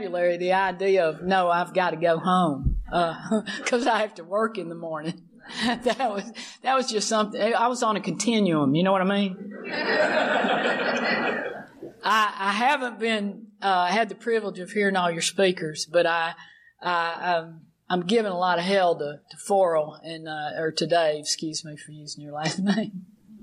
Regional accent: Alabama, United States; I'm growing up in Alabama

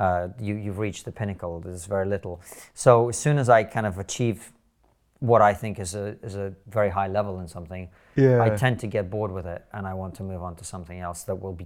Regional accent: Moscow, Russia; also born or lived in Soviet Union; I grew up in the Soviet Union in different parts of it. So I was born in Moscow. I lived there for 4 years.

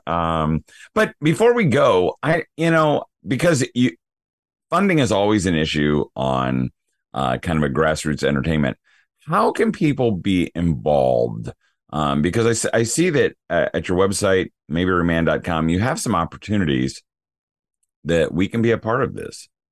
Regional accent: Danville, Indiana, United States; my hometown, Danville, Indiana

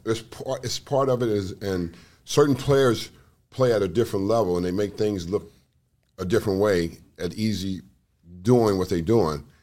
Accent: Los Angeles, California, United States; growing up where I grew up in South Central Los Angeles

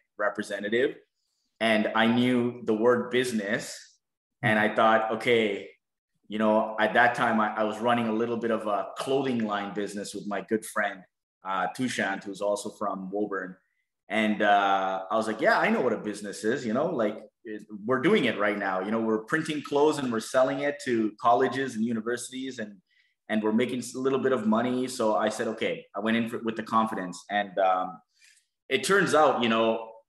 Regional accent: Toronto, Ontario, Canada; I'm just a kid from Scarborough. So I grew up in Scarborough my whole life.

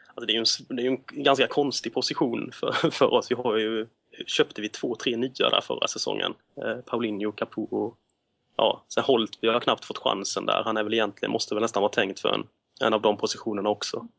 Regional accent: Småland, Sweden; som, som smålänning

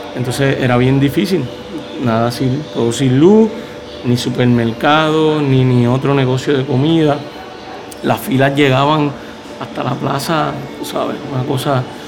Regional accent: Adjuntas, Puerto Rico; somos íconos en nuestro pueblo

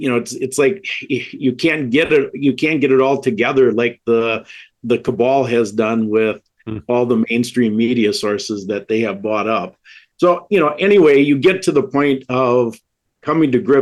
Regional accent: Wisconsin, United States; I'm from Wisconsin

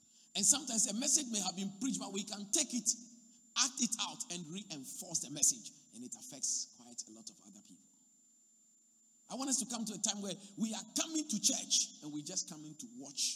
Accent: Accra, Greater Accra, Ghana; moved away; I come from Accra.

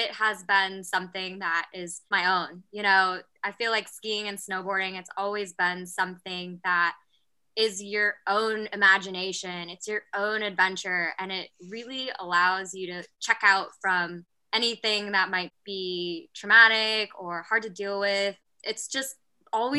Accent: Whitehall, Montana, United States; moved away as an adult; now in Washington, United States; So I actually grew up in Montana, in a little town called Whitehall, Montana, which is east of Butte

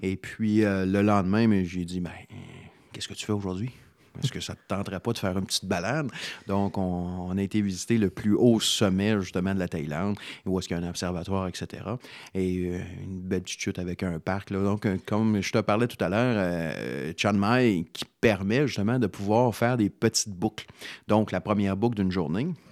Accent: Canada; En tant que Canadien

